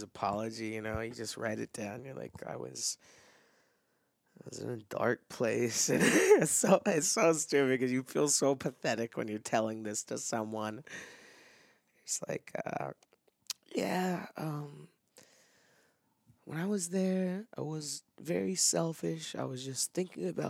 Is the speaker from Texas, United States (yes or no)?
yes; Dallas, Texas, United States; growing up in Dallas